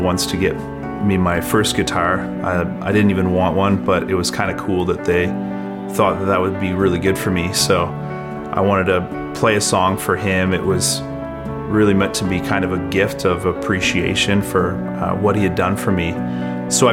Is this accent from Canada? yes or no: yes; Fredericton, New Brunswick, Canada; also born or lived in Calgary, Alberta; I was born in Calgary, Alberta, but I grew up in Fredericton.